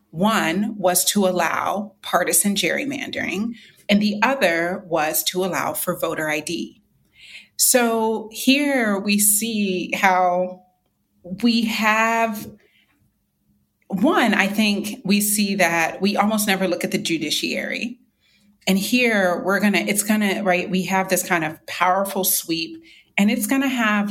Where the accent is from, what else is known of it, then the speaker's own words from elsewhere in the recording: North Carolina, United States; my home state, North Carolina